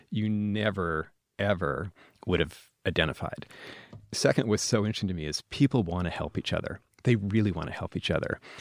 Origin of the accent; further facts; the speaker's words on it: Washington, United States; moved away; also born or lived in Idaho / Wyoming; I'm from Washington State